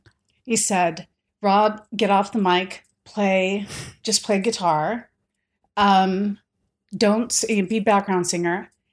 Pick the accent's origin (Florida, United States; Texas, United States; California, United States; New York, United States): California, United States; San Diego; We grew up in San Diego together.